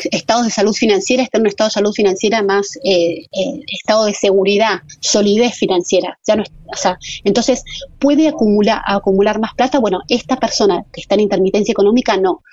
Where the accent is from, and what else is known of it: Argentina